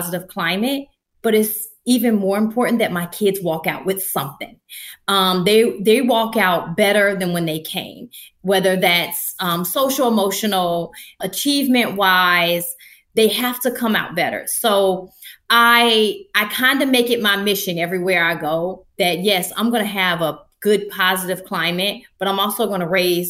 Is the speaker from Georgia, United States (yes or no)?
yes; Atlanta, Georgia, United States; moved away as an adult; also born or lived in Delaware; at home where I was born and raised